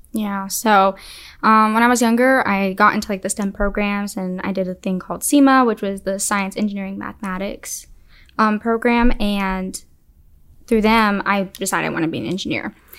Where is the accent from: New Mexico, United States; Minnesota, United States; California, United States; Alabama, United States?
New Mexico, United States; Alamogordo; I'm from Alamogordo. It's about three hours south of Albuquerque